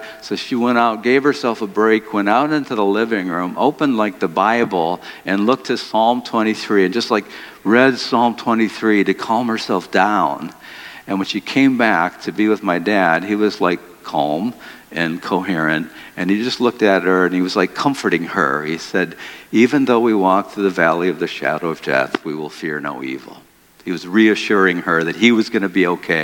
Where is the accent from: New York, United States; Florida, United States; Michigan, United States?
Michigan, United States; Detroit; I grew up in Detroit